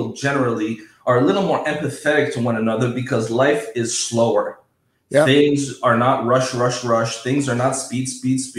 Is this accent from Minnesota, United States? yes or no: yes; Minnesota, United States; moved away as an adult; also born or lived in Southern California; now in Los Angeles area, United States; I was born and raised in Minnesota